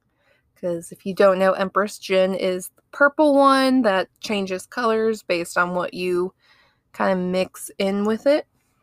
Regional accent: Ohio, United States; now in Alabama, United States; I'm from Ohio.

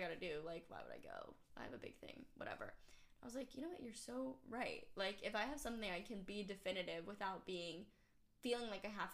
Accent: Atlanta, Georgia, United States; I'm from Atlanta

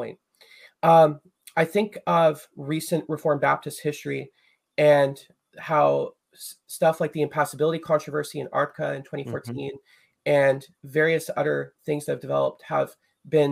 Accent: Chilliwack, British Columbia, Canada; I'm from Chilliwack. Chilliwack is a small place just outside of Vancouver, British Columbia, near the West Coast.

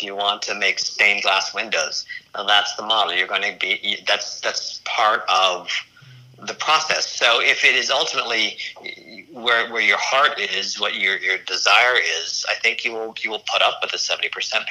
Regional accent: Colorado, United States; accent: slight Midwestern; also born or lived in Los Angeles / Philadelphia; born and raised in Colorado.

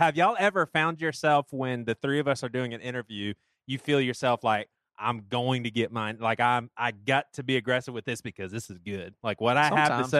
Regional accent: James Island, South Carolina, United States; for a Southern boy, growing up in James Island, it's crazy.

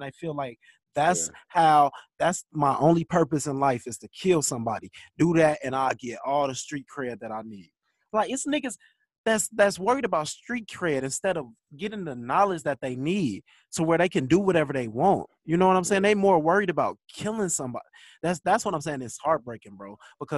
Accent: Chicago, Illinois, United States; when I was growing up in Chicago

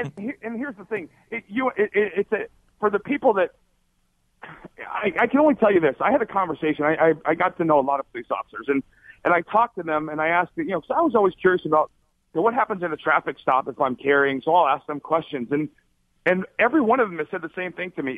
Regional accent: Arizona, United States; also born or lived in Alaska; I grew up in Arizona, another very uh, uh, conservative state

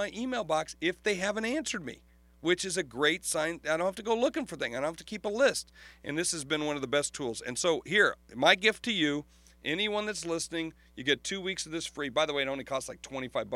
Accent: Sioux Falls, South Dakota, United States; Sioux Falls, South Dakota, my hometown

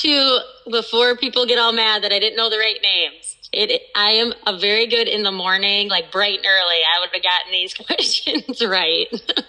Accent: Dyersville, Iowa, United States; I got to go with my hometown high school, Beckman.

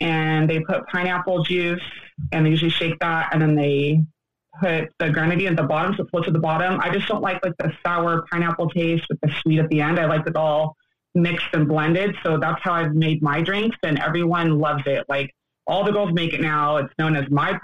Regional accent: Yorba Linda, California, United States; I'm from Yorba Linda, California, Orange County.

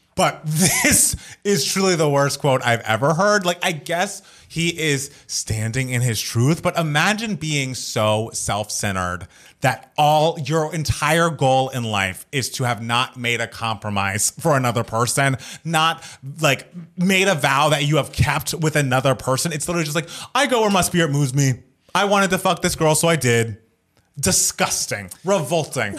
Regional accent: United States; I am an American

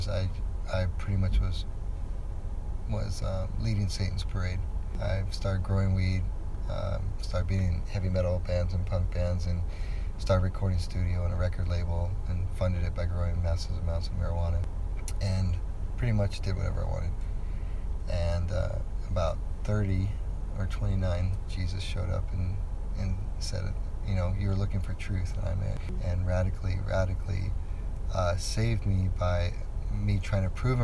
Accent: Southern California, United States; also born or lived in Denver, Colorado; now in Washougal, United States; I was born in Denver, Colorado, but as young as I can remember, I was raised in Southern California

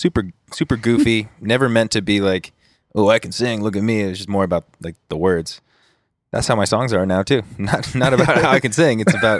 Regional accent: Huntington Beach, California, United States; I was born in Newport.

